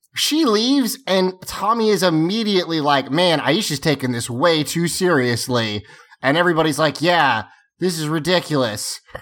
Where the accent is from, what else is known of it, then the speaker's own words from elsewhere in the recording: the Carolinas, United States; I'm from the Carolinas